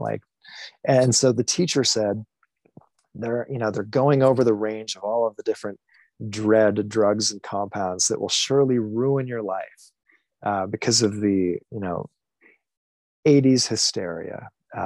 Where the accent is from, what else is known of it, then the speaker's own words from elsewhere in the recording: Michigan, United States; I grew up in Michigan, had a thoroughly Midwest upbringing